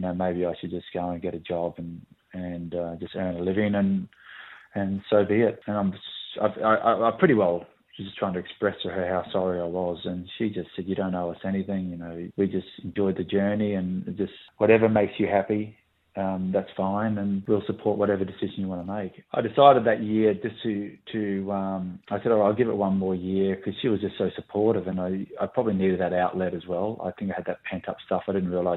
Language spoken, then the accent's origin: English; Australia